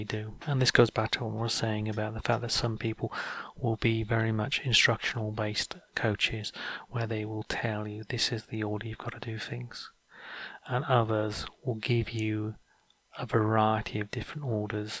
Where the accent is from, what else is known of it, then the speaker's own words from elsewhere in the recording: North Wales, United Kingdom; I grew up in North Wales